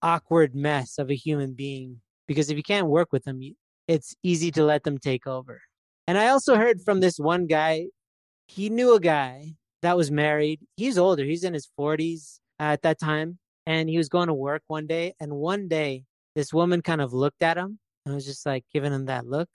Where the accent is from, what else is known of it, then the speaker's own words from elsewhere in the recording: Canada; I'm from Canada